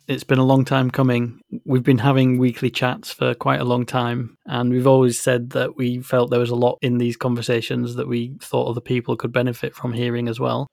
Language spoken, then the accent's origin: English; Yorkshire and the Humber, United Kingdom; I'm from West Yorkshire in the north of England, and it's a phrase that we have there.